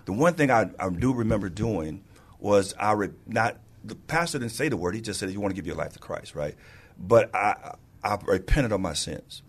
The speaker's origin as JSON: {"language": "English", "town": "St. Louis", "region": "Missouri", "country": "United States", "tie": "born or raised there", "moved": "as an adult", "lives_now": "San Antonio, United States", "said": "I was born and raised in Saint Louis, Missouri, and I got here by way of the Air Force"}